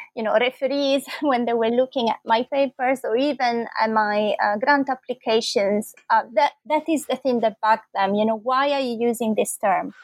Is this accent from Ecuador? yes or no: no; Bologna, Emilia-Romagna, Italy; moved away as an adult; also born or lived in London, United Kingdom; I'm Italian. I was born in Bologna, and that's where I did my first degree in philosophy here in Italy